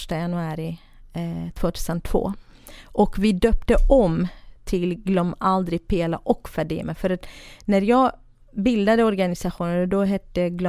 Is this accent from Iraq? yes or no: yes; Iraqi Kurdistan, Kurdistan Region, Iraq; now in Sweden; södra Kurdistan, eh, irakiska delen då. Eh, från en ganska rik familj, men ganska eh, traditionell och religiös familj.